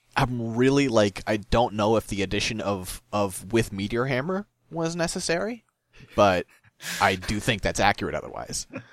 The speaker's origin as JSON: {"language": "English", "region": "Midwest", "country": "United States", "said": "I'm from the Midwest"}